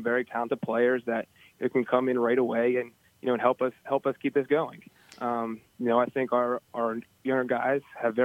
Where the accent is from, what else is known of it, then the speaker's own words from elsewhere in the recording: Pittsburgh, Pennsylvania, United States; I'm pretty much from the Pittsburgh area